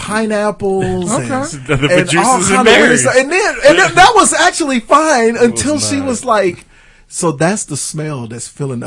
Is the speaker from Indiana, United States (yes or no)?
no; Boston, Massachusetts, United States; I'm from Boston.